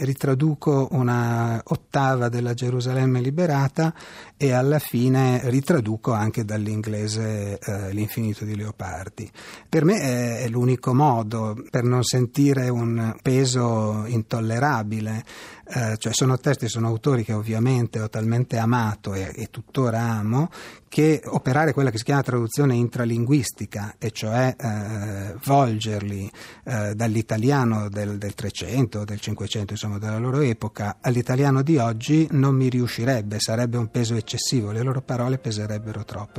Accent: Pavia, Lombardy, Italy; il dialetto lombardo, io sono di Pavia, il, il dialetto pavese anzi

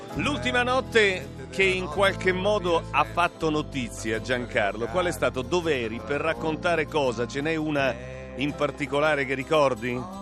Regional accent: Fabriano, Marche, Italy; io da marchigiano, da fabrianese

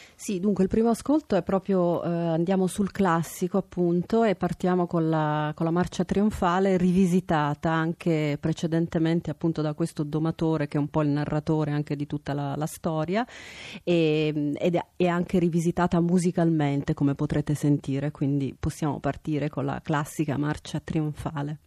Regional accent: Milan, Lombardy, Italy; now in Palermo, Italy; fondamentalmente io sono una milanese, quindi eh, sono moltissimi anni che manco dalla mia città

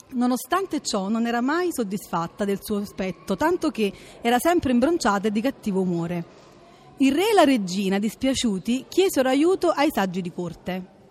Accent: Naples, Campania, Italy; vengo da Napoli

